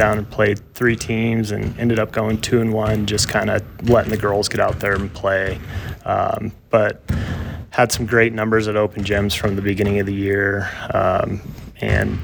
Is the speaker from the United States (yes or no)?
yes; Buffalo, Wyoming, United States; moved away as an adult; now in Lander, United States; I was born and raised in Buffalo, Wyoming